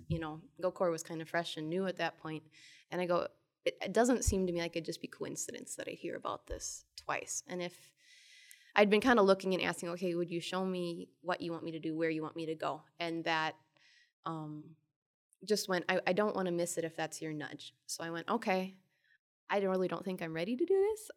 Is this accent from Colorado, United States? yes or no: no; Twin Cities area of Minnesota, United States; I am from the Twin Cities area of Minnesota